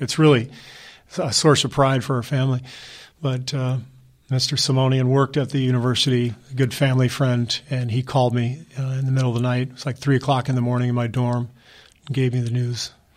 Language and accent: English; Los Angeles, California, United States; also born or lived in Cairo, Egypt / Beirut, Lebanon; growing up in Pacific Palisades in Los Angeles